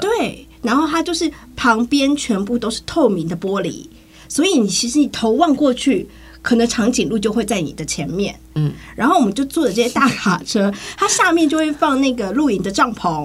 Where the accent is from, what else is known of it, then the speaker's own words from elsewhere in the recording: Taiwan; 我们台湾人就会景点，景点，景点